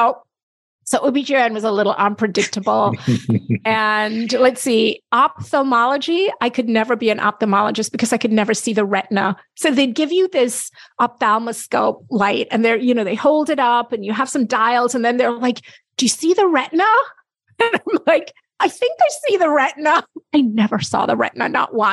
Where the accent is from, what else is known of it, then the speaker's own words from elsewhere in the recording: Jamaica; I'm very proud to talk about as a Jamaican